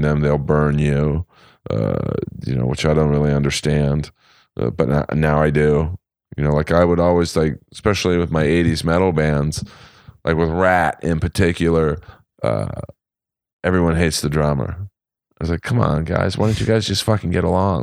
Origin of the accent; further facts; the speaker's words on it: Los Angeles, California, United States; I grew up in West L A.